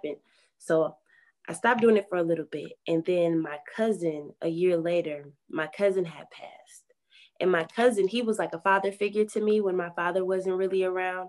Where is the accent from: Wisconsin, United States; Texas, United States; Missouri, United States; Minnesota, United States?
Wisconsin, United States; Milwaukee; I was born and raised in the heart of Milwaukee